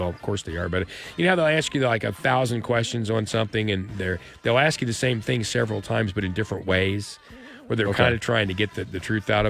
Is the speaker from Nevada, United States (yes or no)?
no; Tahlequah, Oklahoma, United States; I was raised partially in Tahlequah, and my grandparents, and where I lived there in Tahlequah with them, we were on well water.